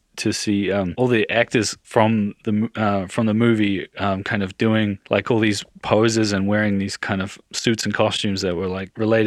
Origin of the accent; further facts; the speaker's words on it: New Zealand; I grew up in New Zealand